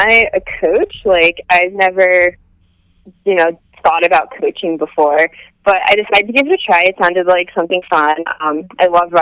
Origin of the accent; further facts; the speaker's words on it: right outside of Princeton, New Jersey, United States; moved away as an adult; also born or lived in New York / Michigan; now in Boston, United States; I grew up in New Jersey, right outside of Princeton